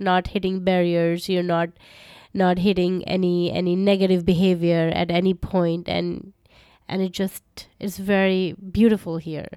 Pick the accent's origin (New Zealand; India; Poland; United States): India; around Delhi and Uttar Pradesh, North India; moved away as an adult; also born or lived in Calcutta, India / Edinburgh, United Kingdom; I grew up in India, North India, around Delhi